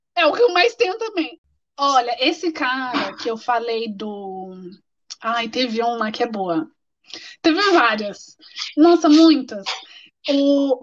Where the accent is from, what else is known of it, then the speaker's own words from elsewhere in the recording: Brazil; moved away as an adult; Como brasileira